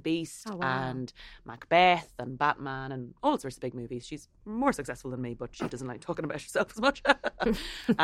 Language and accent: English; Ireland; I think we all have as Irish people is being conscientious